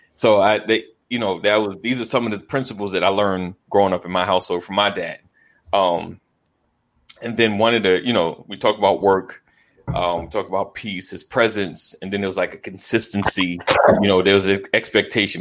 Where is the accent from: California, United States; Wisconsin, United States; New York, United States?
New York, United States; Roosevelt; I grew up in New York, Roosevelt, New York